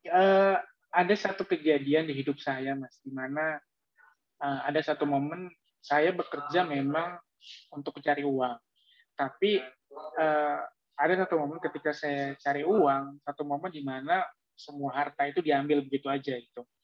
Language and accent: Indonesian; Jakarta, Indonesia; Oh Malang saya kuliah mas. Saya besar di Jakarta kok.